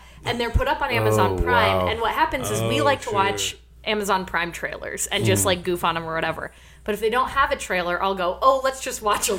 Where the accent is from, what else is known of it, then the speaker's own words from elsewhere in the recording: East Lansing, Michigan, United States; So I moved to East Lansing, Michigan just before 7th grade. And I had moved probably 5 or 6 schools before then.